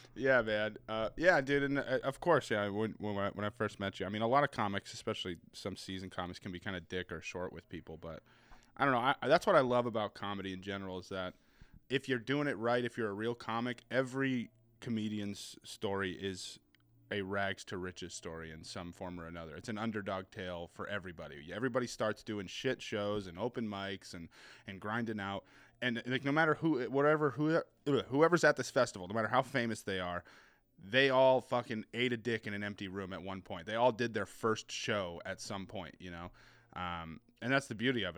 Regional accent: New Hampshire, United States; accent: New England; also born or lived in Boston / Seattle; I was born in Boston, and then my, my family lived there for a few years, and I moved to Seattle, uh, for, like, a chunk of my childhood, then we moved back, and I've been bouncing around New Hampshire ever since

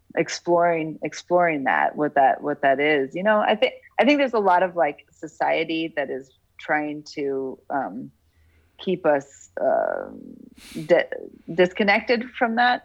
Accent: Boulder, Colorado, United States; also born or lived in Denver, Colorado / South Florida / Pennsylvania; then we moved to Boulder, Colorado, and that's where I did the rest of my schooling in the Waldorf School

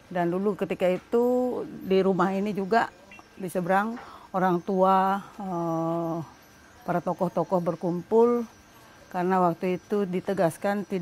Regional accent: Palangka Raya, Central Kalimantan, Indonesia; Izin mas saya asli Kalimantan Tengah, saya asli Dayak.

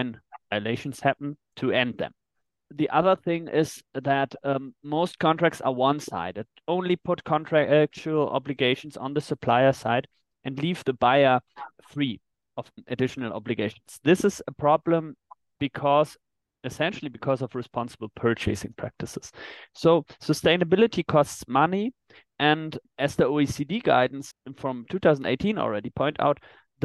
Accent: Germany; in my home country, in Germany

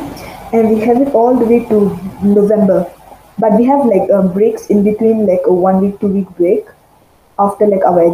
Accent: Malaysia; I'm from Malaysia

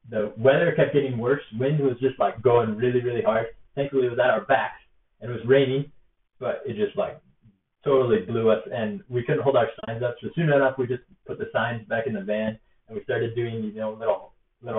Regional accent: hometown near Idaho Falls, United States; my hometown that I had in Idaho Falls

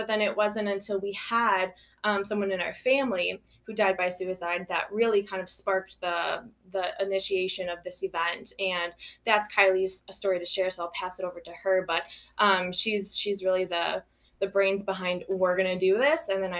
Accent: Belleville, Illinois, United States; now in Monticello, United States; I grew up in Belleville, right outside of town, more in the country, but came to Belleville, went to school there all my life.

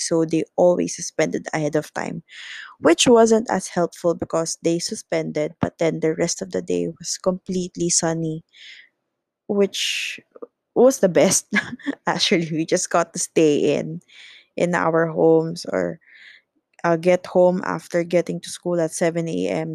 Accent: Laguna, Calabarzon, Philippines; I am from the province, so I came from Laguna

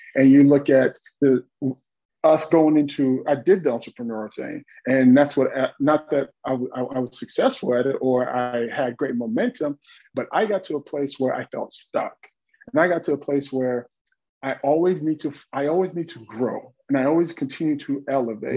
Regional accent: Dallas, Texas, United States; I'm from Dallas, Texas, uh, really urban Texas

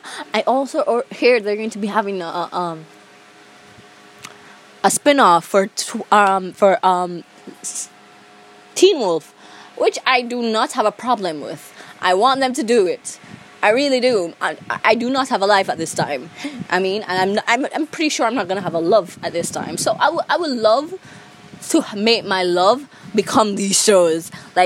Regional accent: Jamaica; accent: Jamaican; I'm a Jamaican. my accent would be really, really easy to catch. Maybe it would be, because, like, Jamaicans don't believe I'm Jamaican.

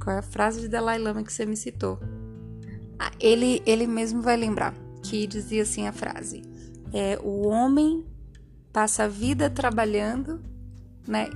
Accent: Feira de Santana, Bahia, Brazil; Eu vim de Feira de Santana, Bahia

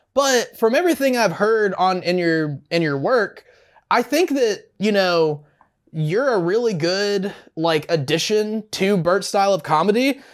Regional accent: the South, United States; growing up in the South

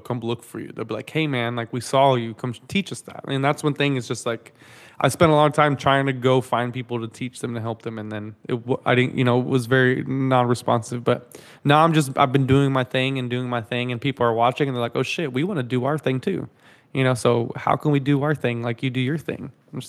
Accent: Dallas, Texas, United States; like I grew up in Dallas, you know, in DFW.

